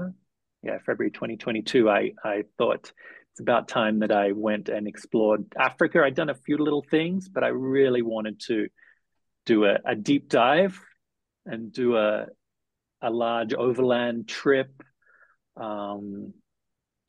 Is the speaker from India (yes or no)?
no; Melbourne, Victoria, Australia; moved away as an adult; also born or lived in Southeast Asia; now in Nairobi, Kenya; I went back to Australia. I'm from Melbourne.